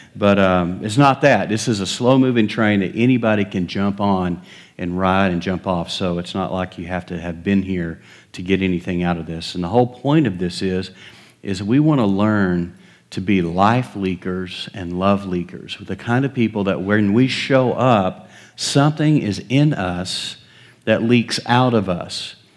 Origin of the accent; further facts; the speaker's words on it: West Texas, United States; moved away; I was raised in West Texas.